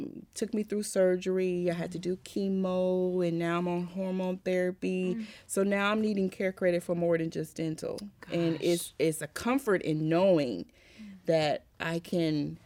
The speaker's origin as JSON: {"language": "English", "town": "Indianapolis", "region": "Indiana", "country": "United States", "moved": "yes", "lives_now": "Texas, United States", "said": "I'm originally from Indianapolis, and I moved to Texas"}